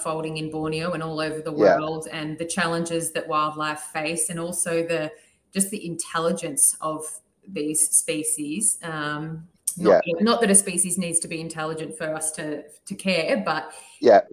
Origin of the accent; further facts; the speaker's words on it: Melbourne, Victoria, Australia; moved away as an adult; now in Sydney, Australia; So I was born in Melbourne, and I grew up about 25 to 30 minutes outside the city with my sister and parents.